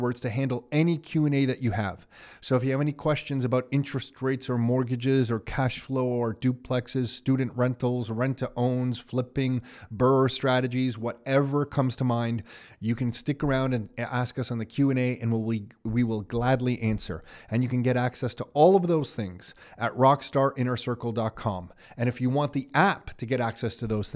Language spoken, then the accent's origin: English; Mississauga, Ontario, Canada; we grew up in Mississauga